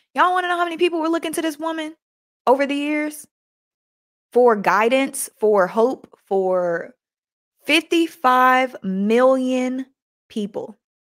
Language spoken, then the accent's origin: English; United States; us Americans